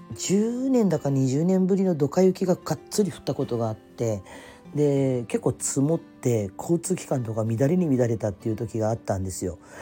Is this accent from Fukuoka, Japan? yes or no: yes; Kyushu, Fukuoka, Japan; also born or lived in Tokyo; 私九州の生まれの育ちなので